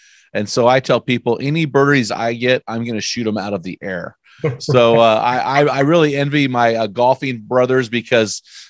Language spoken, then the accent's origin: English; McMinnville, Oregon, United States; my hometown, McMinnville, Oregon